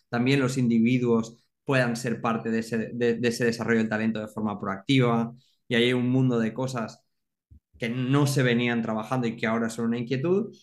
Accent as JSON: {"language": "Spanish", "town": "Alzira", "region": "Valencian Community", "country": "Spain", "said": "soy de Alcira, ¿no? Entonces, claro, es un pueblo grande, una ciudad pequeña"}